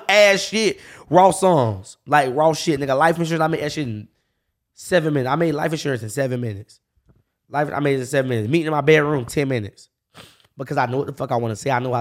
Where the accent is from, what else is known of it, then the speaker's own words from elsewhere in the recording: Jacksonville, Florida, United States; I grew up on the north side